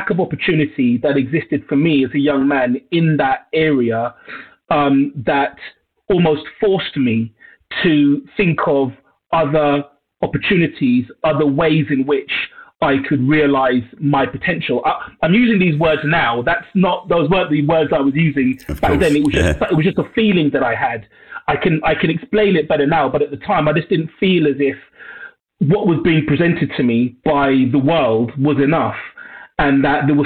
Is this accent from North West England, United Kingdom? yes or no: no; London, United Kingdom; I was born and raised in Northwest London, a borough called Brent.